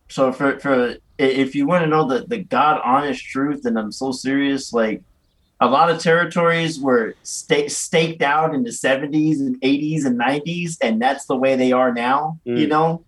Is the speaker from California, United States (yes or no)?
yes; Oakland, California, United States; out near Fruitvale where I'm from